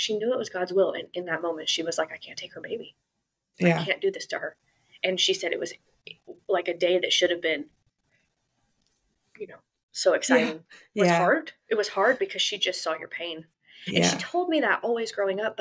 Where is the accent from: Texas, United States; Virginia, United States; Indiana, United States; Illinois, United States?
Texas, United States; Tyler; I was born in Tyler, Texas